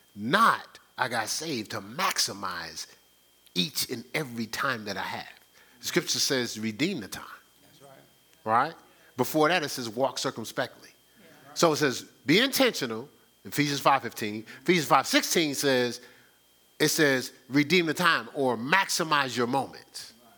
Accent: Newark, New Jersey, United States; growing up in Newark, I didn't go to church

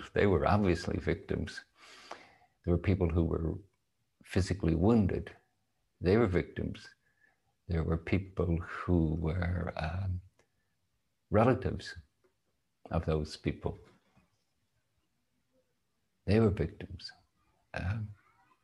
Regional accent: Northern Ireland, United Kingdom; moved away as an adult; I was born and in Northern Ireland. I lived there until I was 21.

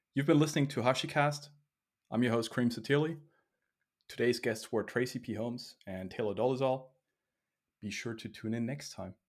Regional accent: Austria; I was born in Austria

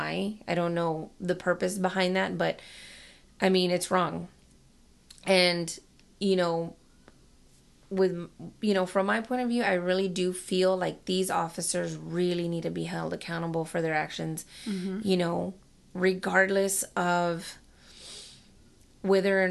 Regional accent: Dallas, Texas, United States; I was born and raised in Dallas and lived there up until I married my husband

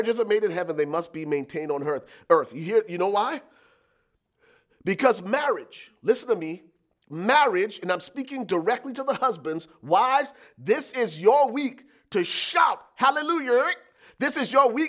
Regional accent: Liberia; moved away; I was born and raised in Liberia, West Africa

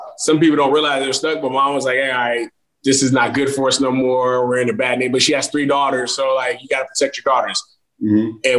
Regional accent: Palm Beach County, then West Palm Beach, Florida, United States; also born or lived in Haiti; I grew up in Palm Beach County. I grew up in Bagley, where it's, a suburb, a low, I guess, developing city where, you know, they would call it the hood, but it's not necessarily the hood.

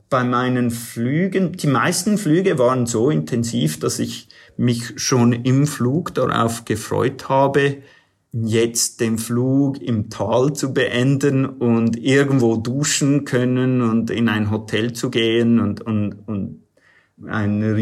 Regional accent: United States; ich bin in den USA aufgewachsen, ich, ich bin zweisprachig aufgewachsen

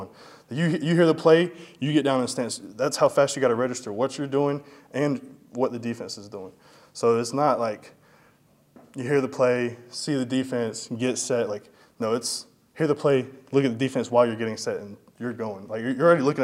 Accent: Madison, Florida, United States; moved away as an adult; also born or lived in Tallahassee, Florida; now in Tampa, United States; I was born in Tallahassee, raised in Madison

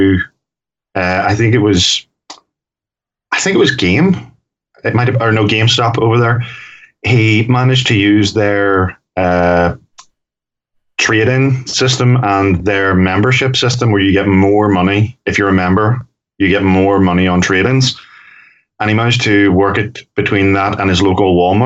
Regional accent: Belfast, Northern Ireland, United Kingdom; as a Northern Irishman and feeling like the most cosmopolitan, because I come from Belfast

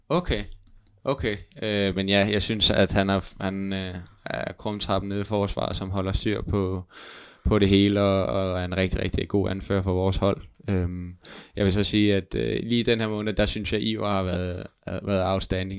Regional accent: Hvidovre, Capital Region of Denmark, Denmark; moved away as an adult; now in Jutland, Denmark; Jeg er jo fra Hvidovre

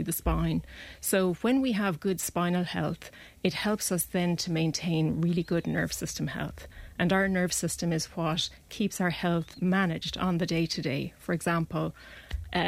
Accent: close to Clonmel, Tipperary, Ireland; also born or lived in Dublin; now in Clonmel, Ireland; we moved from Dublin, and I grew up close to Clonmel

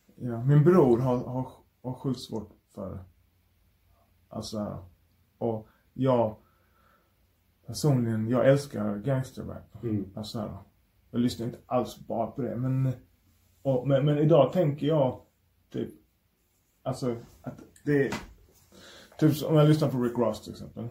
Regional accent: Malmö, Skåne, Sweden; jag är från Malmö

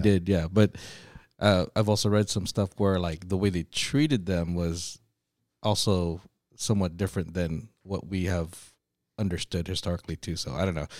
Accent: United States; we're Americans, and not only that, we're Christians

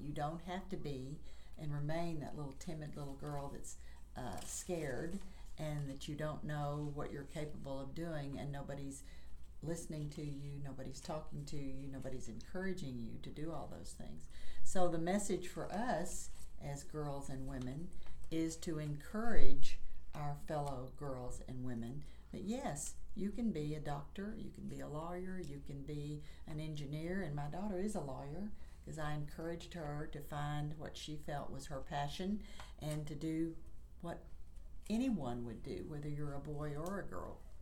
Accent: Chattanooga, Tennessee, United States; I was born and raised in Chattanooga, Tennessee

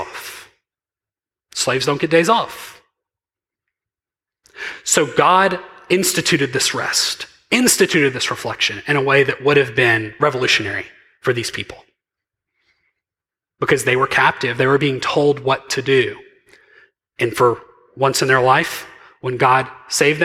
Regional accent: Mississippi, United States; I'm very from Mississippi

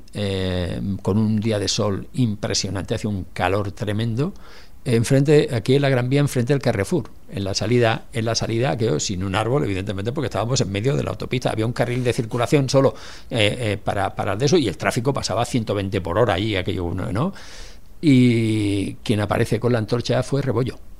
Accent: Barcelona, Catalonia, Spain; los que somos de Barcelona

